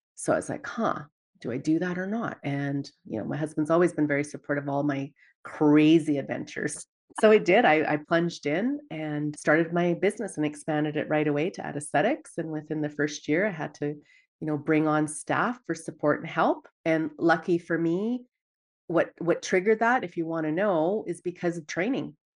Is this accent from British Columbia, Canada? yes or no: yes; Dawson Creek, British Columbia, Canada; moved away as an adult; now in Edmonton, Canada; growing up in Dawson Creek, B C